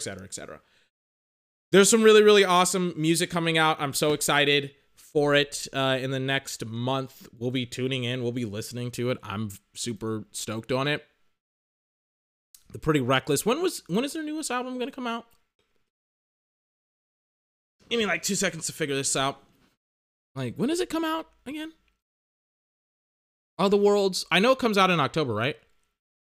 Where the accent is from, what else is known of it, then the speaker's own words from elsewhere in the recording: United States; accent: American; I'm American, and my dirty American accent